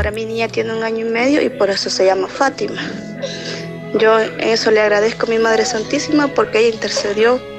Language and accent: Spanish; Cuscatlán, El Salvador; yo soy de Cuscatlán